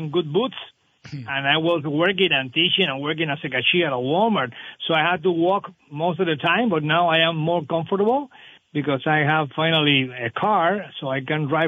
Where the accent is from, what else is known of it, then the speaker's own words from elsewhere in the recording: Havana, Cuba; moved away as an adult; now in Vermont, United States; I came straight to Vermont from Havana